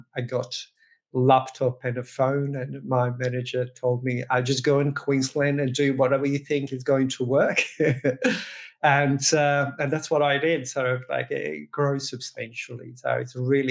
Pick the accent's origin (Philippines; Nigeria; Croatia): Croatia; now in Australia; I'm originally, born in Croatia, but been in Australia quite some time